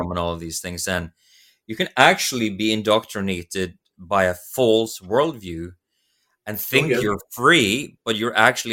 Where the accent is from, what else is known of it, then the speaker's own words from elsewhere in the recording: Norway; English is a second language; now in Sweden; I'm Norwegian